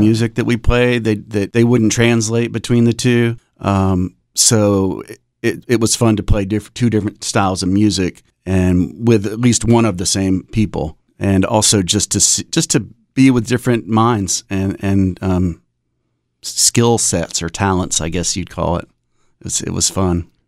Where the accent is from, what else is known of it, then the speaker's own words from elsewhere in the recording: Raleigh, North Carolina, United States; we are from Raleigh